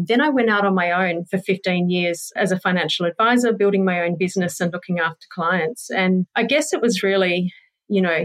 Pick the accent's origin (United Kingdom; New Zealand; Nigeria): New Zealand; moved away as an adult; now in Perth, Australia; I was born in Perth, but spent mainly my teenage years in New Zealand growing up. So that was 10 years in a tiny little town in New Zealand.